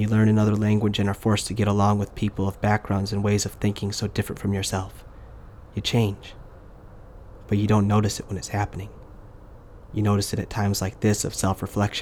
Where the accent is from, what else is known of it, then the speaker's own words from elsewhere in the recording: United States; moved away as an adult; now in South Korea; as an American new media producer who just turned 20. I mean 30. Working in Korea